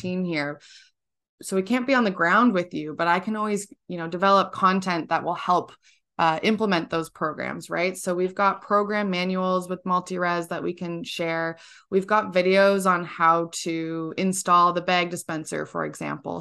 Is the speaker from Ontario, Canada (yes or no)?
yes; Georgina, Ontario, Canada; I'm from, uh, a small town in Georgina, Ontario, up in Canada.